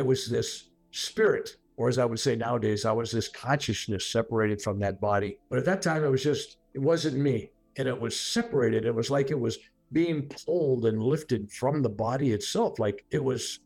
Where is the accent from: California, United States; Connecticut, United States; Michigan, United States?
California, United States; San Francisco; also born or lived in Sunnyvale, California; I was born in San Francisco, California